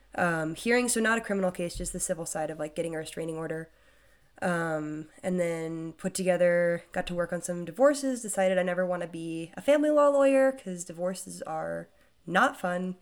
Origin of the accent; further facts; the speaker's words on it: Wray, Colorado, United States; moved away as an adult; my hometown